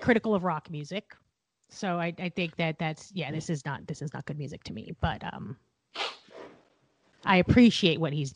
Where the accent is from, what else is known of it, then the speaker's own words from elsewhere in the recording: Eugene, Oregon, United States; I grew up in Eugene, Oregon